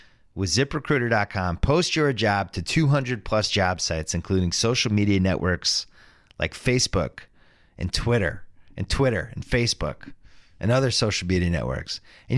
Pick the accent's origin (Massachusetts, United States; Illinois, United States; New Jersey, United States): Massachusetts, United States; Brookline; I grew up in Chestnut Hill, which is part of Brooklyn.